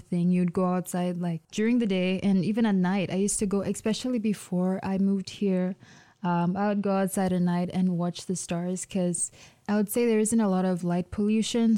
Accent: Zambia; now in Michigan, United States; Growing up in Zambia, it's pretty loud.

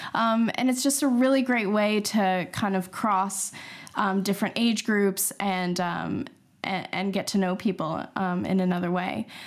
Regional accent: Canada; moved away as an adult; now in London, United Kingdom; I'm a Canadian, and we moved over, uh, seven years ago to London

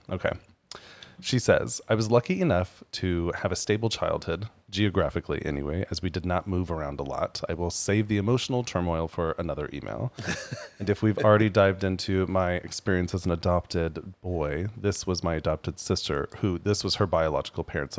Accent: Berthoud, Colorado, United States; Whenever you say, oh, I grew up in Berthoud, people are like, what? Berthoud Pass? And you're like, oh, my God. No, it is a town between Longmont and Loveland, Colorado, not too far from Fort Collins.

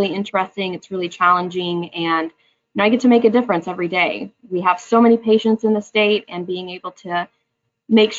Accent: Oklahoma, United States; I'm actually born and raised in Oklahoma. I've been here my whole life

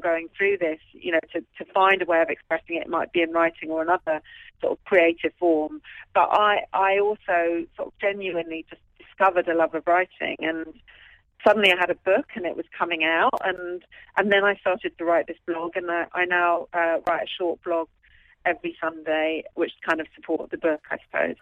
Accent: London, United Kingdom; was based at the hospital where I was born in London

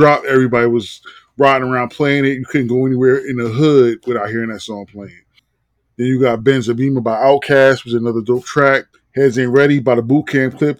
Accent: New Jersey, United States; I'm a Jersey head. New Jersey Drive takes place in my hometown

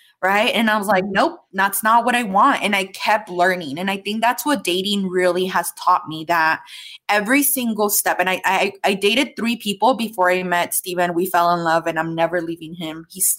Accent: Mexico; Because I grew up in Mexico. I grew up very traditional, where like my aunts would hide from my grandpa to not get in trouble.

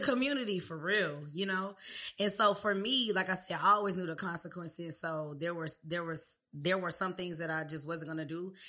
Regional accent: Riverdale, Georgia, United States; also born or lived in Clayton County, Georgia / Hampton, Virginia; I'm from Riverdale. Riverdale, born at Crawford Long

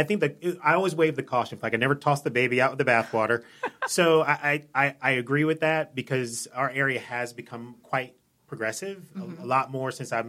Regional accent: Columbia, Maryland, United States; moved away as an adult; also born or lived in Albany, New York / Jacksonville, Florida; now in Wilmington, United States; I grew up in Columbia, Maryland

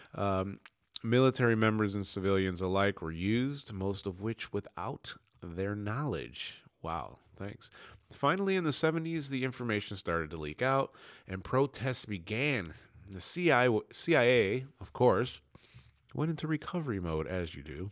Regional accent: United States; now in England, United Kingdom; I'm American. Yes, it's a U K extension, but I live in England

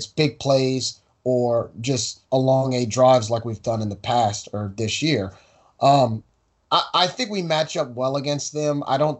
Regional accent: New Orleans, Louisiana, United States; being someone who was born and raised in New Orleans

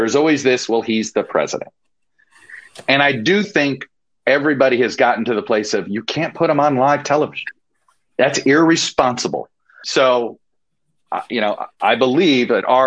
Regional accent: Miami, Florida, United States; I grew up in Miami.

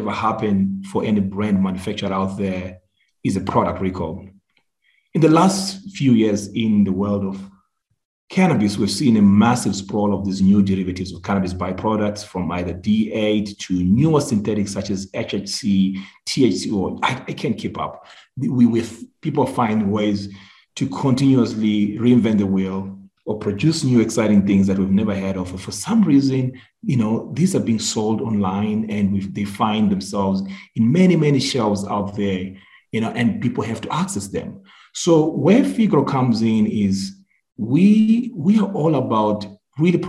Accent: Zimbabwe; moved away; also born or lived in Philadelphia, Pennsylvania, United States; I'm originally from Zimbabwe

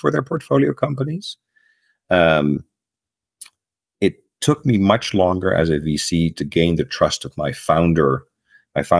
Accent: Netherlands; moved away as an adult; also born or lived in United States; I am from Holland, and for the last 20, 25 years, I've been living in the United States and other countries

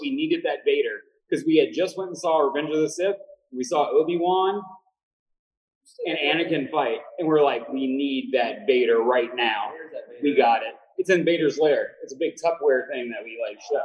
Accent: New Orleans, Louisiana, United States; I'm from New Orleans.

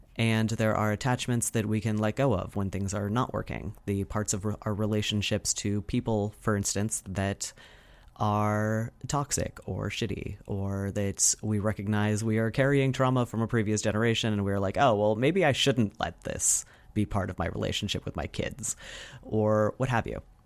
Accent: United States; as an American

